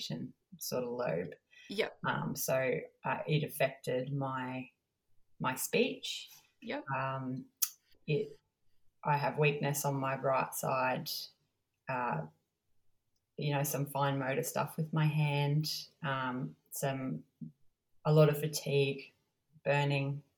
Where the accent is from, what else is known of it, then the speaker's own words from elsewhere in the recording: Cairns, Queensland, Australia; I'm from Cairns